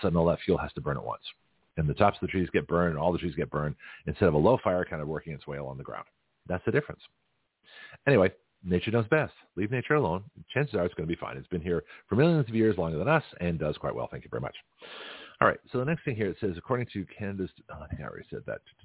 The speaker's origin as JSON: {"language": "English", "town": "Boston", "region": "Massachusetts", "country": "United States", "tie": "born or raised there", "also_born_or_lived": "San Francisco, California", "moved": "yes", "said": "I grew up around Boston and, and San Francisco"}